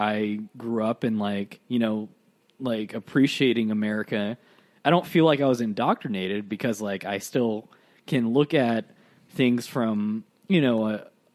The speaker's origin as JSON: {"language": "English", "country": "United States", "said": "I love being an American, I love my country."}